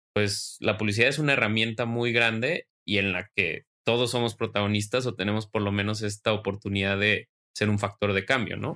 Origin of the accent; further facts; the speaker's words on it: Mexico; yo como mexicano